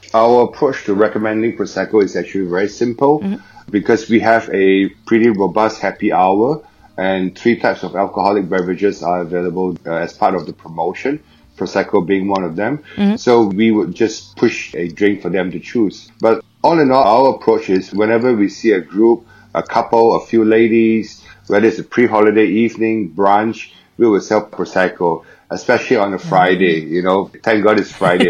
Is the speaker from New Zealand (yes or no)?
no; Singapore; moved away as an adult; now in Shanghai, China; I'm from Singapore.